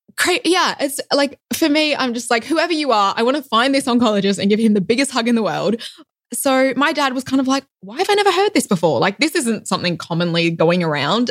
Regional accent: Perth, Western Australia, Australia; accent: Australian; moved away as an adult; also born or lived in Melbourne, Australia; now in Loma Linda, United States; I was actually born in Perth in Western Australia

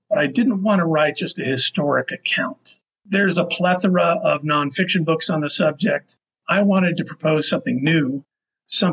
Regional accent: Las Vegas, Nevada, United States; I grew up in Las Vegas for the most part

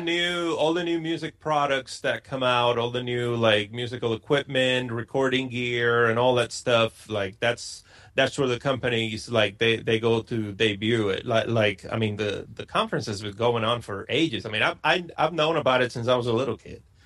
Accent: Puerto Rico; moved away as an adult; born and raised in Puerto Rico. I lived there till I was uh, 23 years old

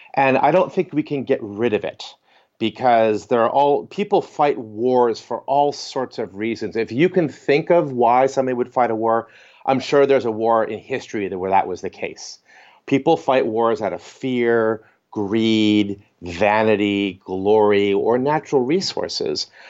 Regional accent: Northeast America, United States; I grew up in Northeast America

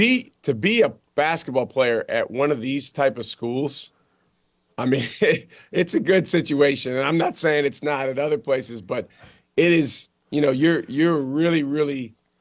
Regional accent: Madison, Wisconsin, United States; Hey, I actually grew up as a fan of those teams because I'm from Madison, Wisconsin.

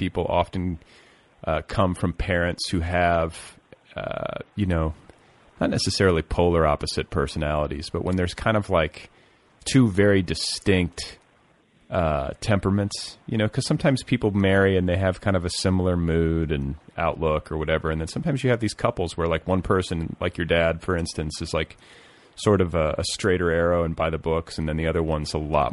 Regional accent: Midwest, United States; also born or lived in Milwaukee, Wisconsin / Indianapolis, Indiana; I was raised in the Midwest, Catholic

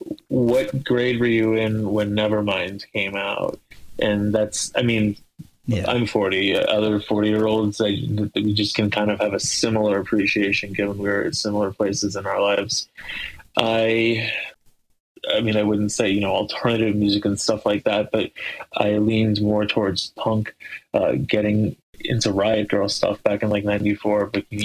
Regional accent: Cincinnati, Ohio, United States; I'm from Cincinnati, Ohio

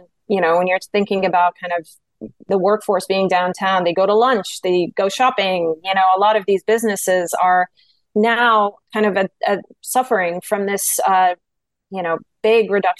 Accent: Kingston, Ontario, Canada; Kingston, which is my hometown

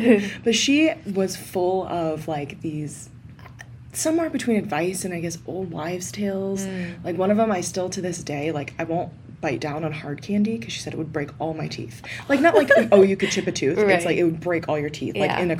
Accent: the South, United States; We've already covered I'm from the South

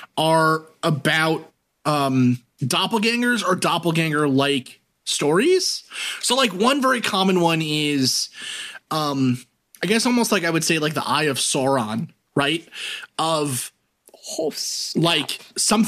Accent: New York, United States; our house had hot water heat in it growing up in New York.

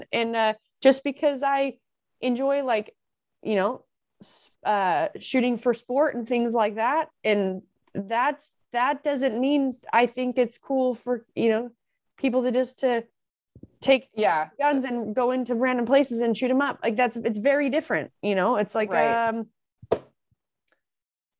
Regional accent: Utah, United States; I'm from Utah

